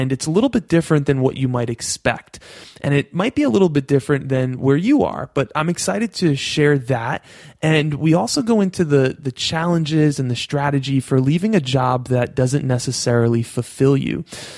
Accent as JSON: {"language": "English", "region": "New York", "country": "United States", "accent": "New York", "said": "my New York accent"}